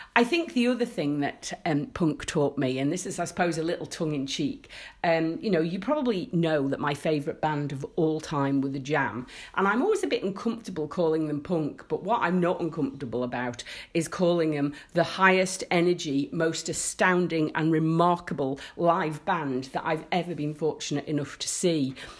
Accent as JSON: {"language": "English", "country": "Isle of Man", "tie": "born or raised there", "said": "my life growing up in the Isle of Man"}